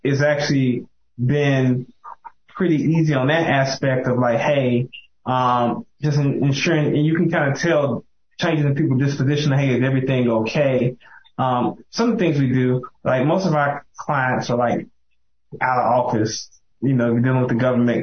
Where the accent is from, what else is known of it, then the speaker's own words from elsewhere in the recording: Mississippi, United States; moved away; my hometown, Mississippi. I'm from one of the small towns